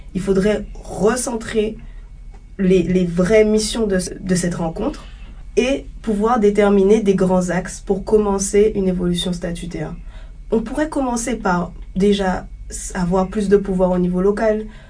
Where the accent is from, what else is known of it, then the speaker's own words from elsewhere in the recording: Le Gosier, Guadeloupe; je suis guadeloupéenne, je viens du Gosier